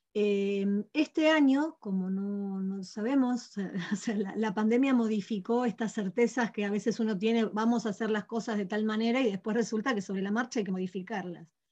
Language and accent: Spanish; Patagonia, Argentina; de distintas ciudades de nuestra Patagonia